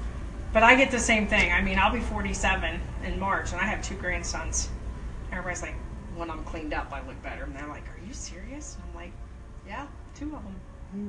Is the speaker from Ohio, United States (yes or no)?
yes; Ohio, United States; I'm from Ohio.